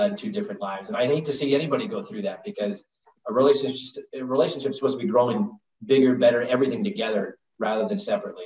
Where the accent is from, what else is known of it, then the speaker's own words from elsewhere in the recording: Northeast, United States; I'm from the Northeast, so I'd been on hockey skates